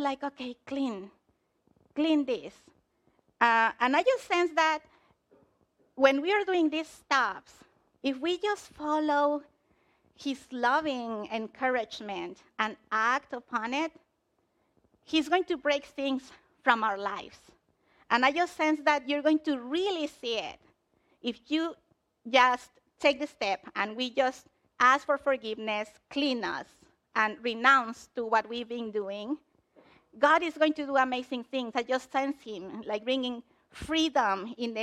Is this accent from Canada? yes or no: no; Mexico; moved away; I'm from Mexico